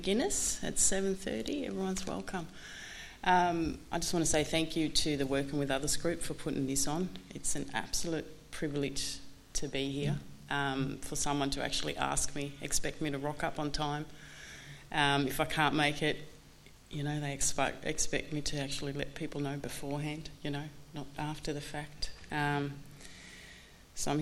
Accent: Sweden; I'm from Sweden

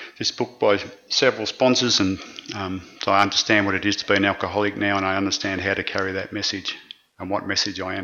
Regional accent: Ballarat, Victoria, Australia; my hometown of Ballarat

